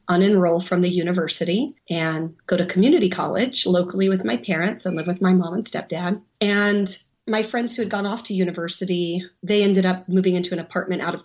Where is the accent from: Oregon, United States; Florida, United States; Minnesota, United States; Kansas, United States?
Oregon, United States; I'm from Oregon. We might have different slang, but we have mountains in Oregon.